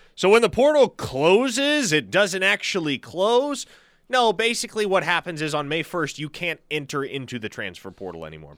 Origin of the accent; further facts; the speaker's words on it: Nebraska, United States; moved away; I actually grew up growing tomatoes, Shane. I'm from Nebraska.